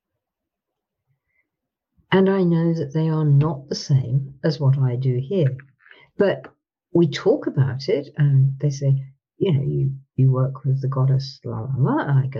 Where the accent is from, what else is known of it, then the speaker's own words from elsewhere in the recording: England, United Kingdom; I'm from Britain.